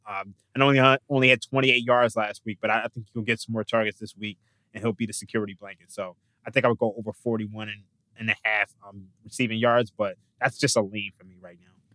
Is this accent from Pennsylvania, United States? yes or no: yes; Philadelphia, Pennsylvania, United States; moved away as an adult; now in Las Vegas, United States; I've been born and raised in Philadelphia